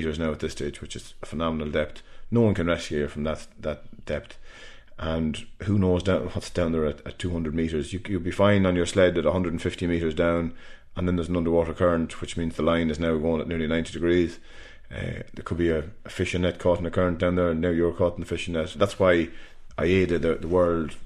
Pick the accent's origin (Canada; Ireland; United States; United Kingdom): Ireland; In Ireland we say Giagwich